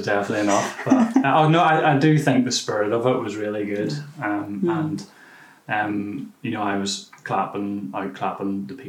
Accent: Whitehead, Northern Ireland, United Kingdom; moved away as an adult; also born or lived in New Zealand; now in Belfast, United Kingdom; I am 33 years old. I'm from Whitehead originally, but have obviously bought a house in East Belfast.

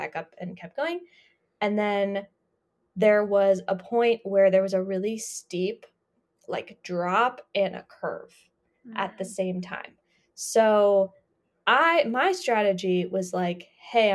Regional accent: Colorado, United States; growing up in Colorado

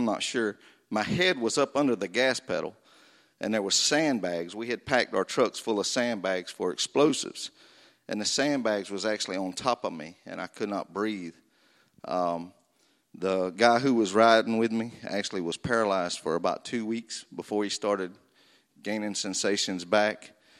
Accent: Florida, United States; I was raised in North Florida on a family farm where I was from the second grade until I left to go to the Marine Corps in 1987.

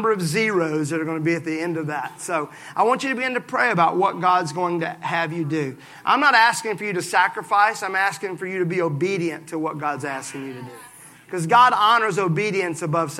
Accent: Mississippi, United States; I'm from Mississippi

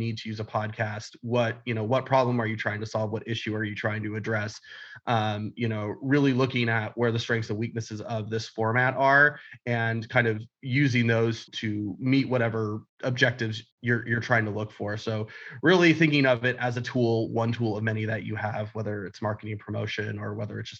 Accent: California, United States; I grew up here in California

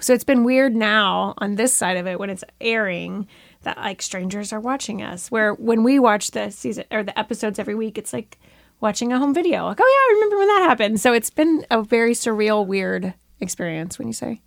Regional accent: Florida, United States; now in Bentonville, United States; I grew up in Florida

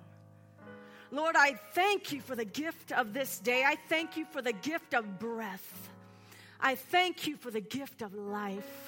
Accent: Seattle, Washington, United States; I am from Seattle

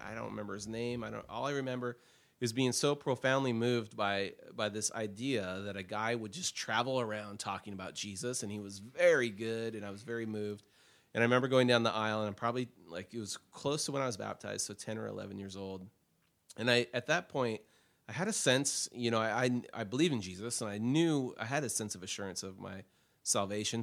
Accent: Portland, United States; I was born in Portland, June thirteenth.

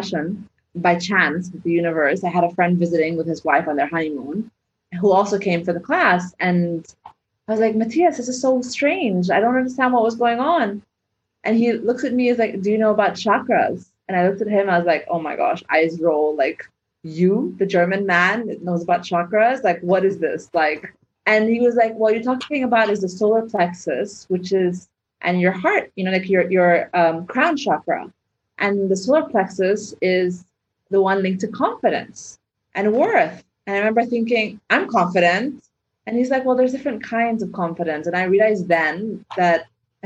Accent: Egypt; moved away; where I grew up in the Arab world

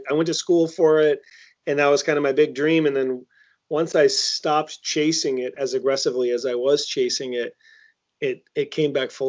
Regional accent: Maine, United States; moved away as an adult; also born or lived in Long Island, New York; now in Los Angeles, United States; I'm 39, so I graduated in 99. When I grew up in Maine, I felt like people didn't even know what Maine was a state.

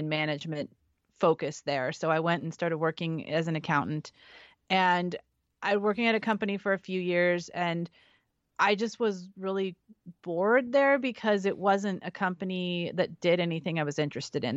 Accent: San Francisco Bay Area, California, United States; also born or lived in Central Valley, California / Nevada / Santa Barbara, California; I was raised in, in California in the Bay Area, so I'm from San Francisco, lived twenty minutes from San Francisco growing up, and then the Central Valley

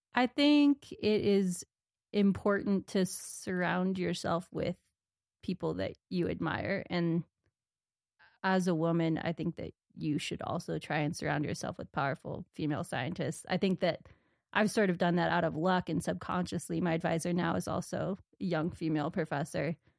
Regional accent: Corvallis, Oregon, United States; moved away as an adult; also born or lived in Minnesota / Rocky Mountains; now in Montana, United States; I grew up in Oregon, Corvallis, Oregon

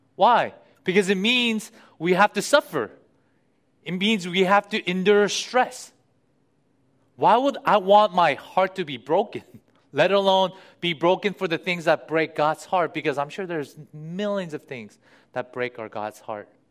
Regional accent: United States; living in the US and being an American

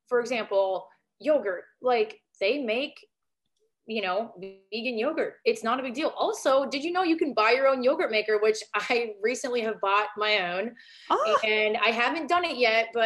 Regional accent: Northern Minnesota, United States; moved away; I'm from originally from Northern Minnesota

